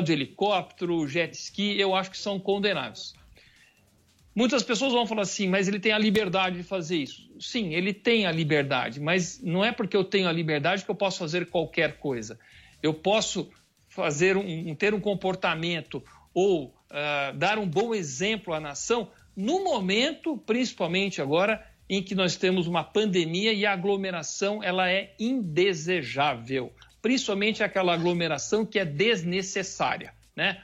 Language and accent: Portuguese; Campinas, São Paulo, Brazil; eu fui um grande organizador de movimentos aqui na cidade de Campinas, onde sou natural de Campinas.